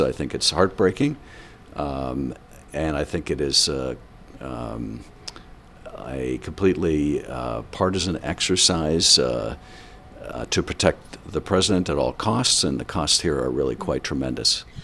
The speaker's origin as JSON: {"language": "English", "town": "Boston", "region": "Massachusetts", "country": "United States", "tie": "born or raised there", "moved": "yes", "lives_now": "Los Angeles, United States", "said": "growing up in Boston"}